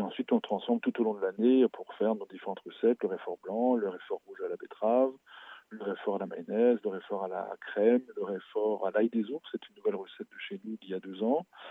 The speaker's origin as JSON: {"language": "French", "area": "Alsace", "region": "Grand Est", "country": "France", "said": "chez nous en Alsace"}